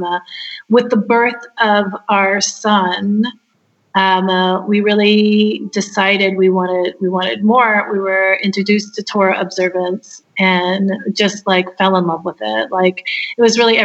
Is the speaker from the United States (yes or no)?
yes; Hawaii, United States; moved away as an adult; also born or lived in Los Angeles; I was born in Hawaii, and I'm of Japanese descent, a fourth generation Japanese American. And I went to a fantastic school.